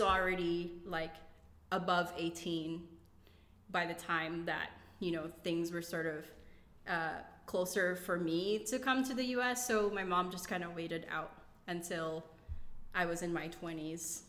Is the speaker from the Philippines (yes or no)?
yes; Philippines; moved away as an adult; now in United States; I grew up in the Philippines